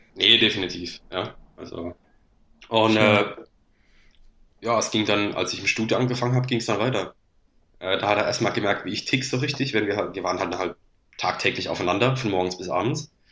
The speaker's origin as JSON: {"language": "German", "town": "Landau", "region": "Rhineland-Palatinate", "country": "Germany", "said": "ich komme aus Landau in der Pfalz, bei Karlsruhe Mannheim die Ecke"}